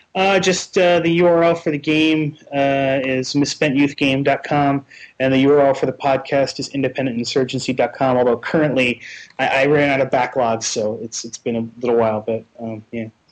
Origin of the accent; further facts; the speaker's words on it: New Jersey, United States; I'm from New Jersey, and I'm in Seattle for a uh, week